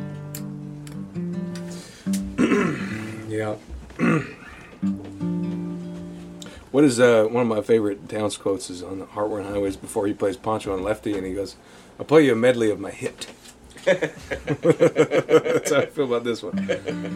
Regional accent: Southwest Saskatchewan, Canada; I'm from this little place you never heard of in Southwest Saskatchewan

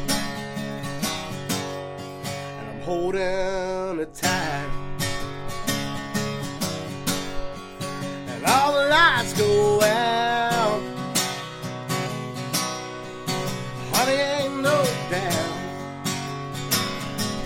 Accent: Belfry, Kentucky, United States; also born or lived in Martin County, Kentucky / Blackberry, Kentucky; I'm from Martin County, Kentucky, originally from Belfry, Kentucky

